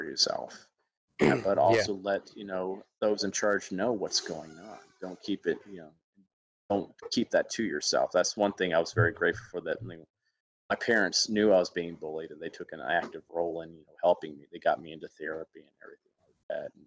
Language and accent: English; Alabama, United States; moved away; my hometown in Alabama